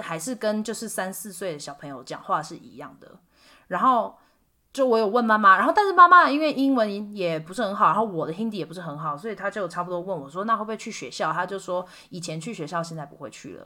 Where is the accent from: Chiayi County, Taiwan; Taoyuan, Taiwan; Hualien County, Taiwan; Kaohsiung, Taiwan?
Kaohsiung, Taiwan; moved away as an adult; also born or lived in Sonipat, India; 是来自高雄嘛